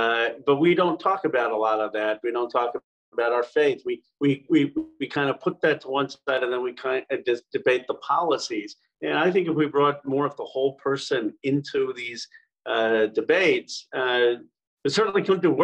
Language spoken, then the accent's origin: English; Philadelphia, Pennsylvania, United States; moved away; I was born in 1976 in Philadelphia, our bicentenary